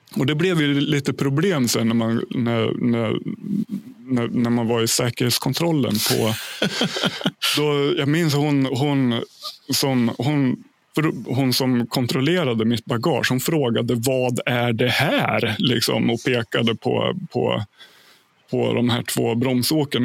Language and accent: Swedish; Hälsingland, Gävleborg County, Sweden; also born or lived in Ljusdal Municipality; now in Järvsö, Sweden; jag flyttade upp till mina hemtrakter i Hälsingland i en ort som heter Järvsö